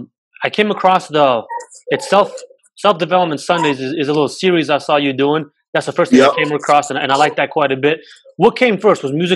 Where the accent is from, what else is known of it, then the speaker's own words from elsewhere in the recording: Waterloo, Iowa, United States; also born or lived in Serbia; and I'm from Serbia. I grew up in Waterloo also. And I went to West High.